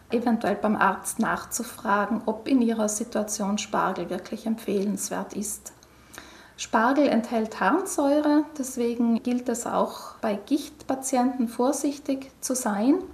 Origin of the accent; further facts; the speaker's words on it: Trentino-Alto Adige, Italy; Bei uns in Südtirol ist die sogenannte Bozner Soße mit frischem Schnittlauch beliebt, auf der Basis von hartgekochten Eiern.